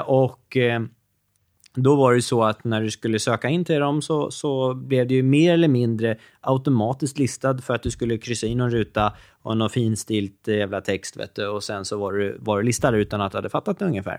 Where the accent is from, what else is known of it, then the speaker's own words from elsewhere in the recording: Norrtälje, Stockholm County, Sweden; min hemstad som var Norrtälje